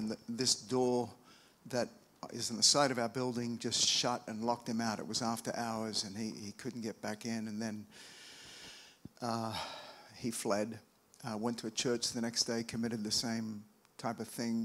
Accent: Australia; now in United States; I'm from Australia, but I've lived over here for a long time.

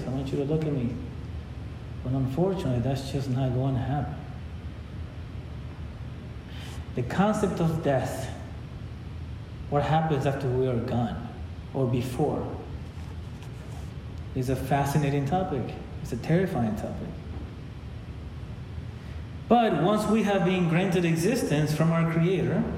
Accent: Ecuador; now in United States; I was born in Ecuador

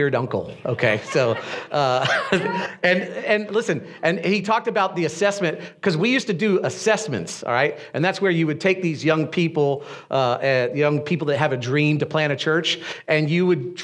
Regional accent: Destin, Florida, United States; moved away as an adult; also born or lived in Brevard County, Florida; Destin, which is my hometown

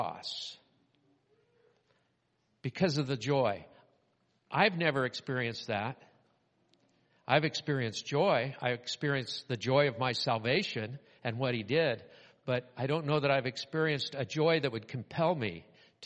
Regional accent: Southern California, United States; When I was growing up in Southern California, we had driver's training

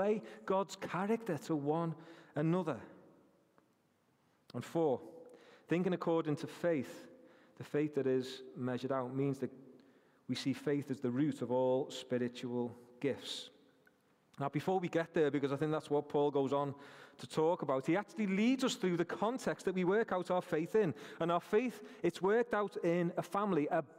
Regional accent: Rainhill, North West England, United Kingdom; I'm from Rainhill

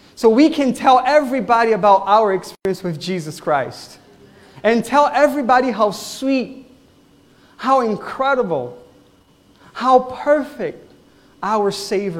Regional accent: Brazil; English is a second language; now in Wesley Chapel, United States; I'm from Brazil, so I'm sorry if you will hear accent on the way here.

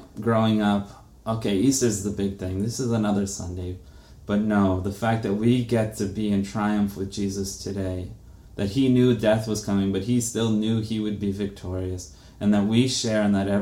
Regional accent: Brazil; moved away; I'm from Brazil

